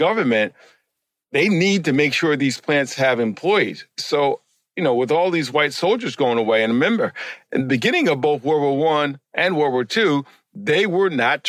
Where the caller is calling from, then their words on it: Natick, Massachusetts, United States; I am calling in from Natick, Massachusetts, Greater Boston, and I'm a professor of history and foodways.